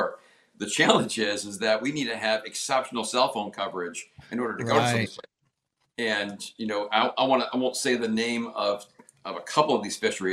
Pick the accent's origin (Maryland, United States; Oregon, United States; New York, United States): New York, United States; Adirondacks; also born or lived in Punta Gorda, Florida; now in Florida, United States; I'm from the Adirondacks originally, but a fellow New Yorker